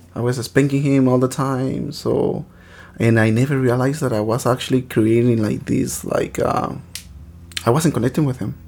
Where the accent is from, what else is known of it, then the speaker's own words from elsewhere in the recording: Michoacán, Mexico; now in Los Angeles, United States; I was born in the state of Michoacan